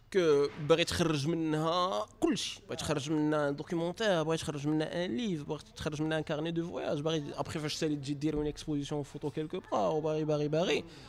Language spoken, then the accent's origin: Arabic; Casablanca, Casablanca-Settat, Morocco; انا ولد المغرب كذا ولد كازا